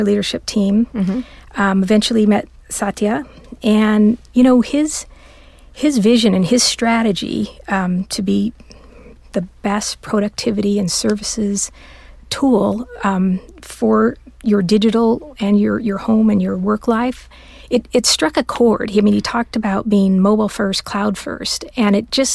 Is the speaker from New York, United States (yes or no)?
no; Southern California, United States; I'm born and raised in Southern California